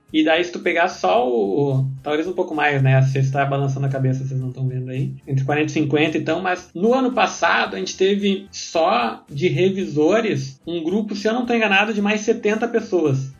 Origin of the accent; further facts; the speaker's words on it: Porto Alegre, Rio Grande do Sul, Brazil; accent: gaúcho; Eu venho aqui de Porto Alegre